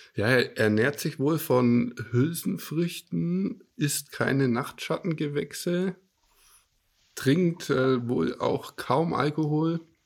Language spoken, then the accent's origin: German; Franconia, near Nuremberg, Bavaria, Germany; ich lebe in der Nähe von Nürnberg im schönen Franken. Bayern darf man ja nicht sagen, wir sind ja Franken